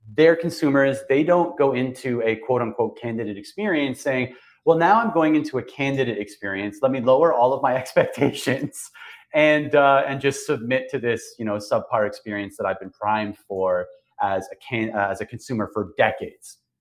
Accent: Toronto, Ontario, Canada; moved away as an adult; also born or lived in Okinawa, Japan; now in Grand Barachois, Canada; I'm from Toronto. You know, born and raised just outside of Toronto

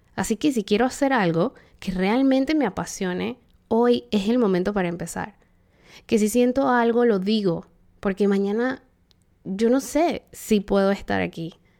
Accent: Panama; en Panamá, país de donde soy

